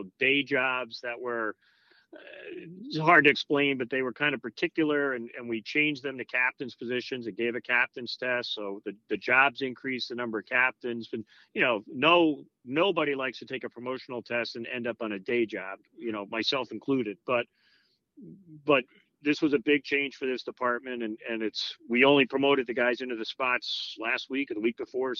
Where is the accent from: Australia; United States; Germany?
United States; Long Island, New York; born or raised there; now in Connecticut, United States